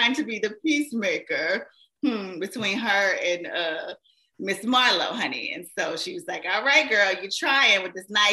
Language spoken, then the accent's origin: English; Shreveport, Louisiana, United States; I was actually a radio personality in my hometown, Shreveport, Louisiana